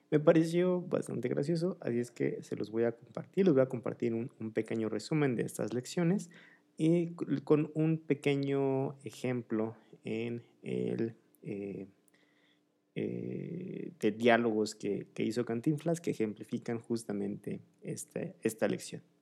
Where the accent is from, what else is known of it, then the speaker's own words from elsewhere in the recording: Mexico City, Mexico; es un poco peligroso incluso para los que somos de aquí de la Ciudad de México.